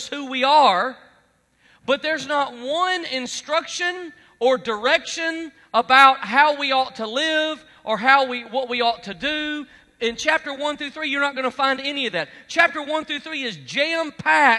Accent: Alabama, United States; I'm from Alabama

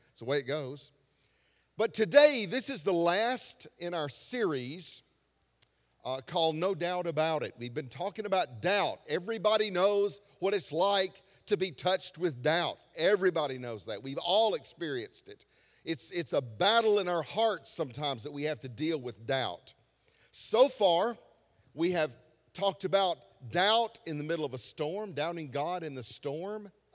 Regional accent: Alabama, United States; I was from Alabama

